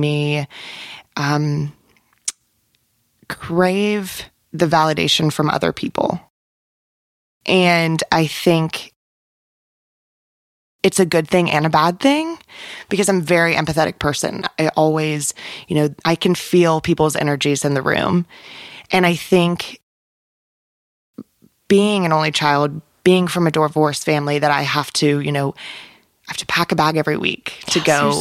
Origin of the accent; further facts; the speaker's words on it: Knightdale, North Carolina, United States; I grew up in Knightdale